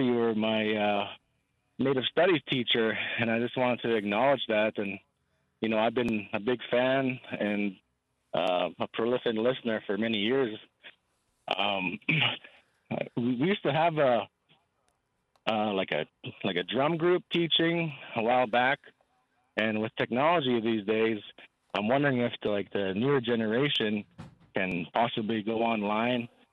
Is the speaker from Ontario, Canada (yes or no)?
no; Samson Cree Nation, Alberta, Canada; I went to high school in Samson there. I'm from the Samson Cree Nation.